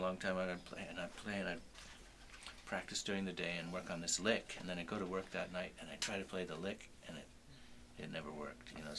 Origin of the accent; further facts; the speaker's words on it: Sudbury, Ontario, Canada; I grew up in Sudbury